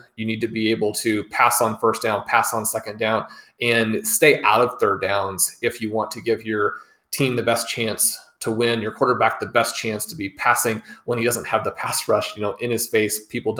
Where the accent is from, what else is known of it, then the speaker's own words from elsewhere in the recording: Kansas City, Missouri, United States; I mean, I'm a huge Chiefs fan. People know I grew up in Kansas City.